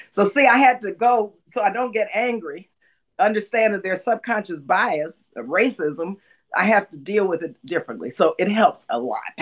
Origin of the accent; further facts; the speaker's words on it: El Paso, Texas, United States; now in California, United States; was born and raised in El Paso in an immigrant community.